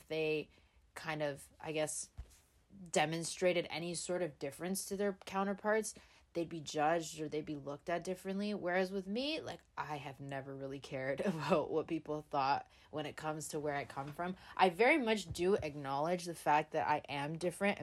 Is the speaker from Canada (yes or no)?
yes; Canada; I was born in Canada